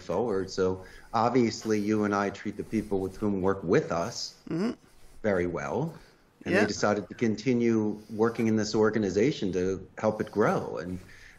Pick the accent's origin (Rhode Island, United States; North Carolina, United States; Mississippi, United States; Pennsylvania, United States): Pennsylvania, United States; Philadelphia; moved away as an adult; also born or lived in Arizona; now in Costa Rica; I'm originally from Northeast Philadelphia